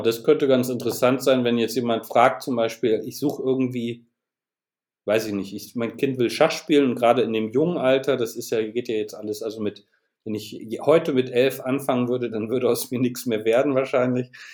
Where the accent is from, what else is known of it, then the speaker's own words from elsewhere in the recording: Bremen, Germany; moved away as an adult; now in Aachen, Germany; Ich komme aus Bremen, wohne aber seit einigen Jahren in Aachen, wo ich Architektur studiert habe